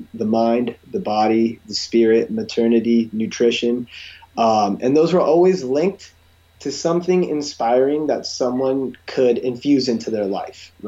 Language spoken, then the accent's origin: English; California, United States; I grew up in California